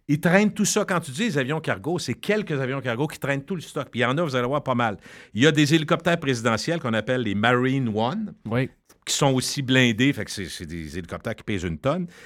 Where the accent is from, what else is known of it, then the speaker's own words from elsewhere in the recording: Loretteville, Quebec, Canada; quand je viens de Loretteville